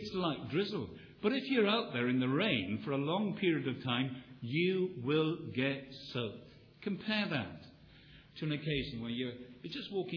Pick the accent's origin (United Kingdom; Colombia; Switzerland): United Kingdom; Wales; I come from Wales, which is still called the land of revivals